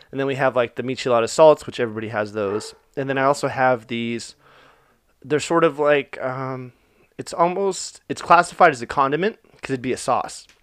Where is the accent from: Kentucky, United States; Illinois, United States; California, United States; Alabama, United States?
California, United States; Orange; I was born in Orange, the city of Orange